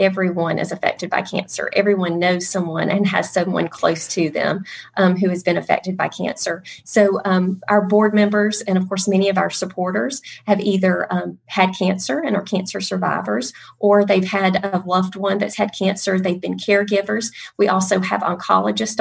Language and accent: English; Calhoun, Georgia, United States; I'm actually from Calhoun, so I'm from Northwest Georgia